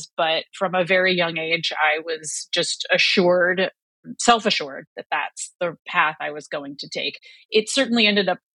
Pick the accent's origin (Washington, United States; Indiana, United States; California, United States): Indiana, United States; northwest; I grew up in a very small town in northwest Indiana